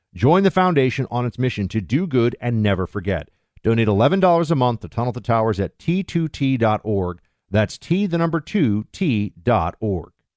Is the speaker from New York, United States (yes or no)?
yes; New York, United States; also born or lived in Florida; I'm gonna be up in New York, though, my hometown